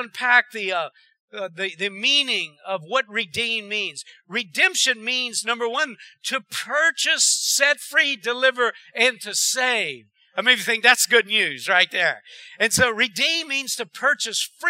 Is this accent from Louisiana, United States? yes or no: yes; Erath, Louisiana, United States; I was raised in Erad